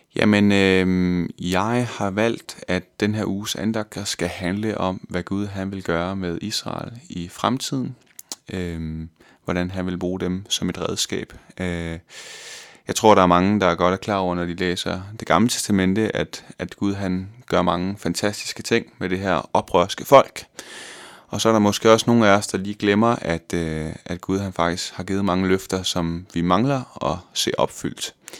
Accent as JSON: {"language": "Danish", "area": "West Jutland", "region": "Central Denmark Region", "country": "Denmark", "tie": "born or raised there", "also_born_or_lived": "Vejle", "moved": "as an adult", "lives_now": "Copenhagen, Denmark", "said": "jeg er fra Vestjylland, fra en lille by, der hedder Jannerlund, ja. øh, hvor jeg boede indtil jeg var 20 år gammel"}